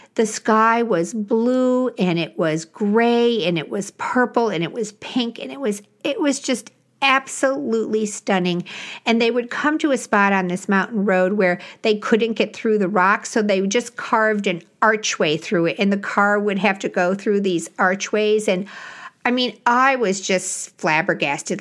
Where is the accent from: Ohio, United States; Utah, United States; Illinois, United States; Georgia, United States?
Illinois, United States; I grew up in Illinois